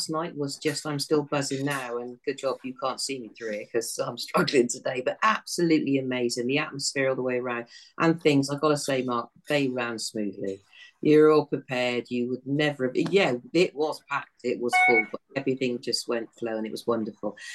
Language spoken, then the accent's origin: English; Weymouth, South West England, United Kingdom; but we wish you all the very best because we're from Weymouth.